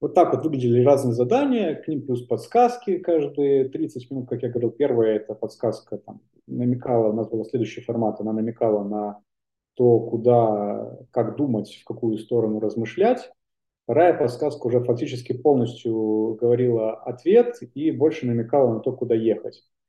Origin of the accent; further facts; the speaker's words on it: Belarus; moved away as an adult; also born or lived in Prague / Saint Petersburg; я вернулся обратно в Беларусь, откуда я родом